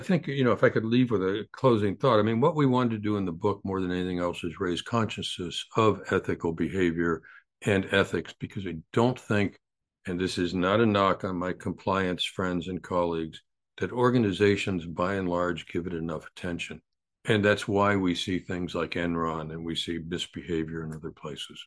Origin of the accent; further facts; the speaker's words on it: United States; I'm an American